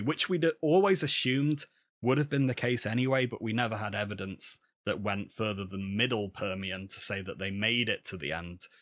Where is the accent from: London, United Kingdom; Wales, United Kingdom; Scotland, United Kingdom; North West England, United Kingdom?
North West England, United Kingdom; Manchester; I'm from Manchester, just down the road from Manchester United